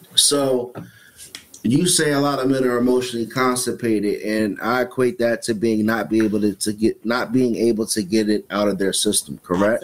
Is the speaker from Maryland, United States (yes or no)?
yes; Suitland, Maryland, United States; I come from you know growing up in Suitland, Maryland